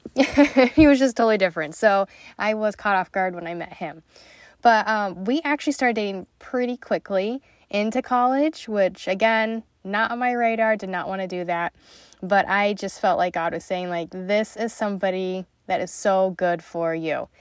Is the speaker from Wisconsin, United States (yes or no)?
no; Utah, United States; moved away as an adult; also born or lived in Missouri; I came from Utah